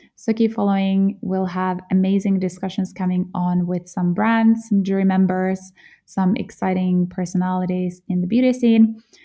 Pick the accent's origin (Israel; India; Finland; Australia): Finland; Jyväskylä, Central Finland; moved away; also born or lived in Germany; I'm from Finland, from central Finland, a small town called Jyväskylä. And I grew up playing in the forests, by the lakes